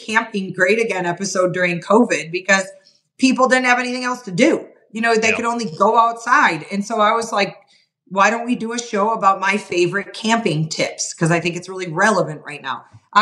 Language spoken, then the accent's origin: English; Wisconsin, United States; moved away as an adult; also born or lived in Montana; I was from Wisconsin